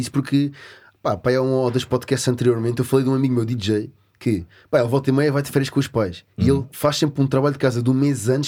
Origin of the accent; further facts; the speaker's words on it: Portugal; olha, sou português, vou ir de férias, que é que acham de.